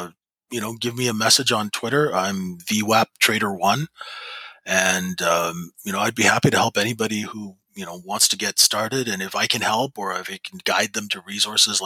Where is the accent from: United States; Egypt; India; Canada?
Canada; I'm a Canadian